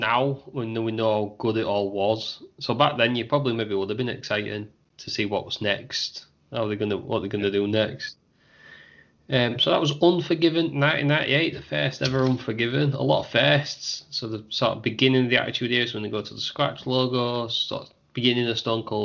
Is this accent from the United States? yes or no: no; England, United Kingdom; we're English